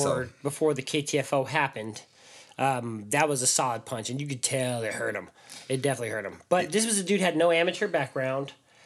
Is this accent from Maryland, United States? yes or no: no; Las Vegas, Nevada, United States; moved away; I'm from Vegas.